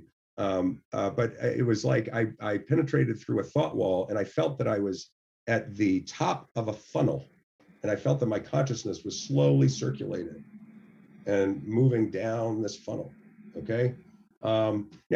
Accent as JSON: {"language": "English", "region": "the South", "country": "United States", "said": "I come from the South, and so I had to navigate a lot of the evangelical kind of thought process"}